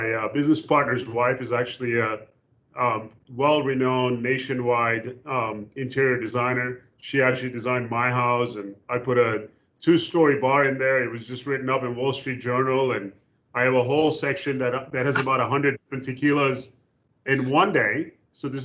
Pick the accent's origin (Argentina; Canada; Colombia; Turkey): Turkey; also born or lived in Louisville / New York; now in United States; I was born and raised in Turkey